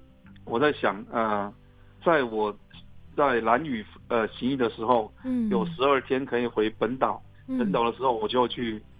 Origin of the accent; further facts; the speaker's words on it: Chongguang village, Hualien County, Taiwan; moved away; 他们如果知道我们是从崇光部落出来的呃学生或朋友。